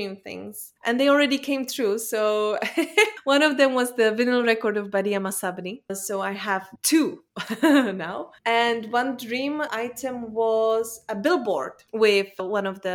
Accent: Czechia; English is a second language; now in Belgium; I'm in Belgium. I was born in Czech Republic, but now I live and I work in Belgium.

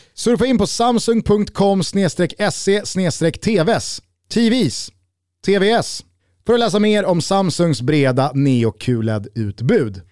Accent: Sweden; fotbollsliv som svensk

